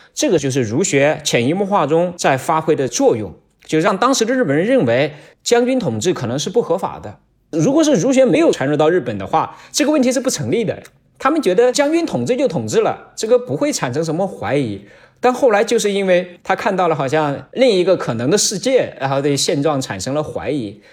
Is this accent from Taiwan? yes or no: no; China; 我们中国人是生活在一个漫长的历史的大一统的这个国家里